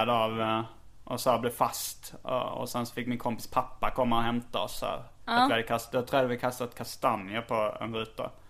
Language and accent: Swedish; Småland, Sweden; accent: Småland dialect; det är småländska. Jag har småländska. Jag har en uh, småländsk dialekt också.